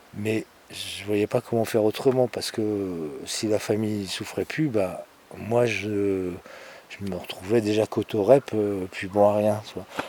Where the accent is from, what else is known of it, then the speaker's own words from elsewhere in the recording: Paris, Île-de-France, France; en tant que Parisien, Parisienne